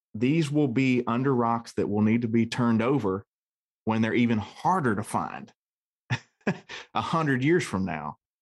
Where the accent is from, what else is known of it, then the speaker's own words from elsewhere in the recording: Ohio, United States; I'm from Ohio